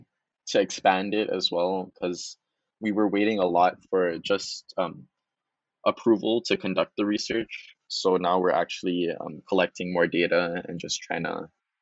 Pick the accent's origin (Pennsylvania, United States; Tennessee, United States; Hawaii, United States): Hawaii, United States; Maui; also born or lived in Oahu; I'm from Maui. I was born and raised there.